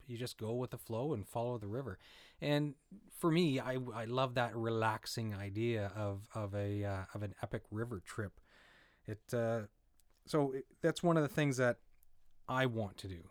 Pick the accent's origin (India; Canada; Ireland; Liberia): Canada; Saint John, New Brunswick; I grew up in Saint John, near Saint John, New Brunswick